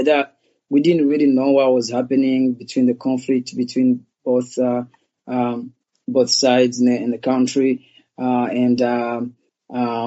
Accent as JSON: {"language": "English", "country": "Rwanda", "tie": "born or raised there", "also_born_or_lived": "Portland, Oregon, United States", "moved": "yes", "lives_now": "Los Angeles, United States", "said": "I was born in Rwanda and, you know, I was about, you know, 5 years old when the genocide happened there."}